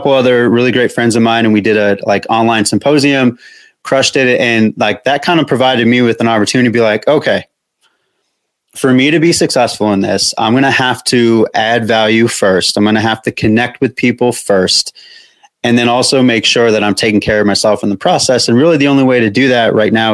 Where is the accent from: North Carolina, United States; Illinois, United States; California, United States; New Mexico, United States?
New Mexico, United States; I'm from New Mexico.